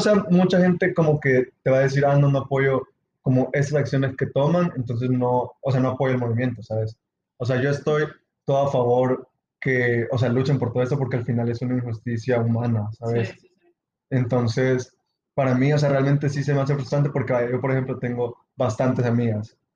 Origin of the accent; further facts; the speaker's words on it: El Salvador; el entorno que yo crecí, o sea, en El Salvador